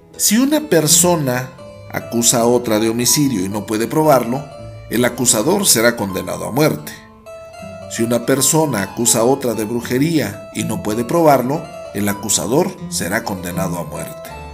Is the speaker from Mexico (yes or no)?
yes; Mexico